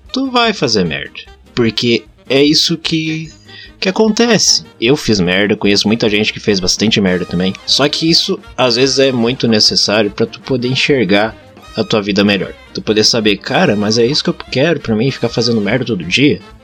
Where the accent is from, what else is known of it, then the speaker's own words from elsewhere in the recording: Rio Grande do Sul, Brazil; accent: gaúcho; a gente é gaúcho, aqui a gente fala assim